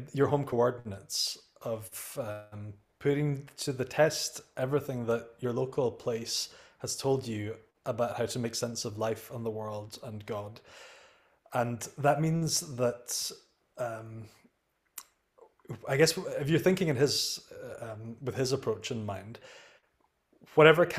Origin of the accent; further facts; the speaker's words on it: United Kingdom; in the UK, we have a completely different healthcare system